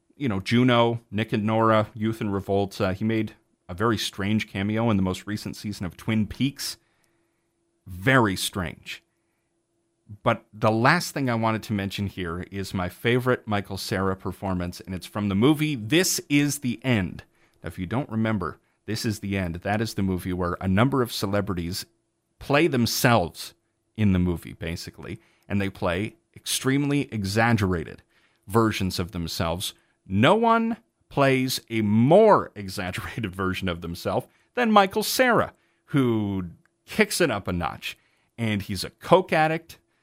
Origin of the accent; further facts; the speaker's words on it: Canada; I am Canadian